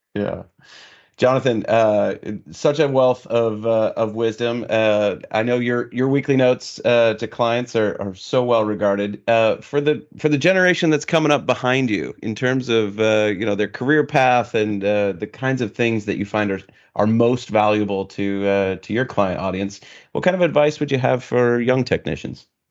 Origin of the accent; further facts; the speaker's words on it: Minnesota, United States; moved away; my hometown community there in Minnesota